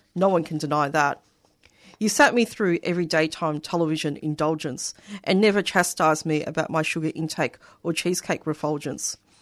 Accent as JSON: {"language": "English", "country": "Australia", "accent": "Australian", "said": "a first generation Australian from migrant family"}